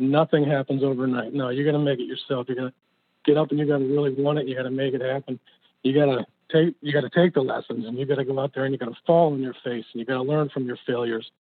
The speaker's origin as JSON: {"language": "English", "region": "New Jersey", "country": "United States", "moved": "yes", "said": "I'm originally from Jersey"}